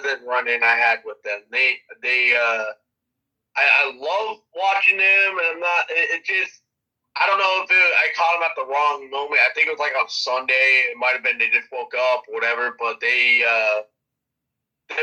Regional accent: Florida, United States; also born or lived in Tampa, Florida; I'm from Florida

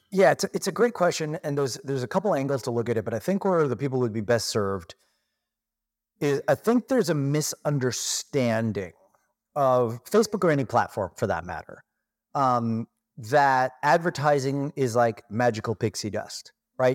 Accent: Toronto, Ontario, Canada; moved away as an adult; now in Kelowna, Canada; I was born and raised in Toronto, Canada

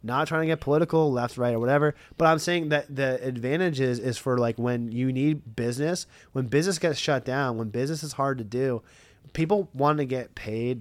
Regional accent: Lancaster, Pennsylvania, United States; I'm from Lancaster for years and years and years

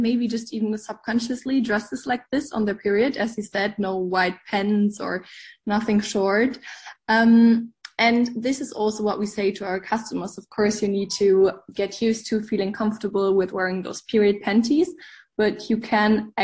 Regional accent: Germany; English is a second language; We are from Germany, so also if my English isn't perfect

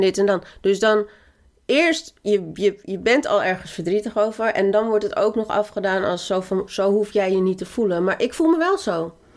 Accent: Colombia; now in Netherlands; ik als Colombiaanse vrouw

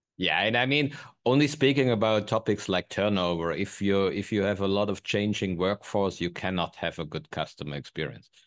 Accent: Germany; moved away; I'm unfortunately from Germany

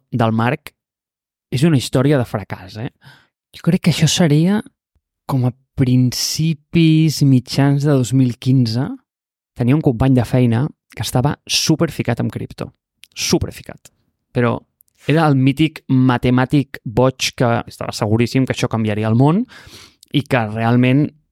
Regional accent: Catalonia, Spain; jo sóc un català

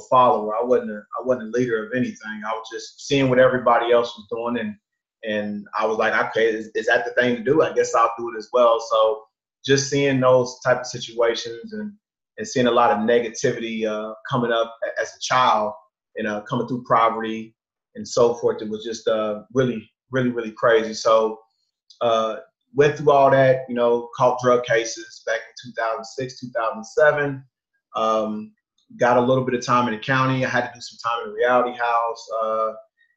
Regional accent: Columbia, Missouri, United States; also born or lived in St. Louis, Missouri; I grew up in Missouri. I'm originally from Columbia, Missouri, which is a small town

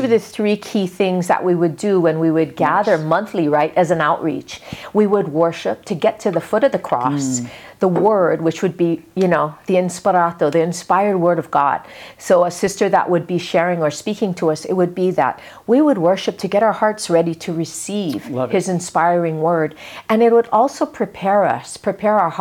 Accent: Kaneohe, Hawaii, United States; when I was a little kid growing up in Kaneohe

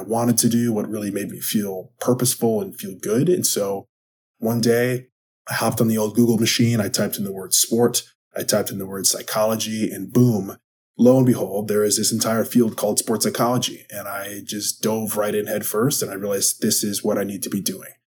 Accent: Wisconsin, United States; I am from Wisconsin.

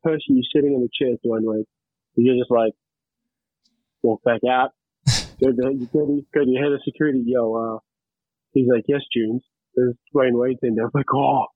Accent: Cairns, Queensland, Australia; also born or lived in Fiji / Sydney; I was born in Fiji, obviously. Been around and moved, relocated back to Sydney, and dad wanted to move back up north, you know, to Cairns and be back up this way. So I was brought up in Cairns

